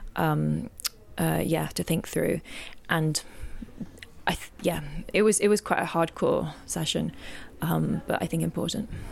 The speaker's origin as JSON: {"language": "English", "region": "England", "country": "United Kingdom", "moved": "yes", "lives_now": "Lisbon, Portugal", "said": "I'm originally from England, but I'm now living in Lisbon, in Portugal"}